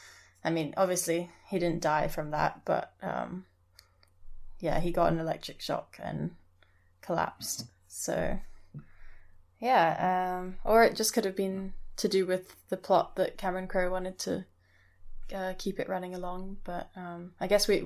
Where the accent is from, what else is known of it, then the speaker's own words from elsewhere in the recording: Hong Kong; also born or lived in Scotland; Yeah, so I actually I grew up in Hong Kong, but I went to boarding school in Scotland.